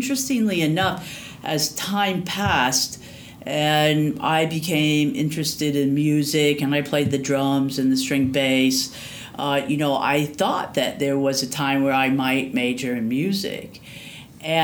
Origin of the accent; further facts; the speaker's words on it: Davenport, Iowa, United States; Right, so I was born and raised in Iowa, in Davenport, Iowa.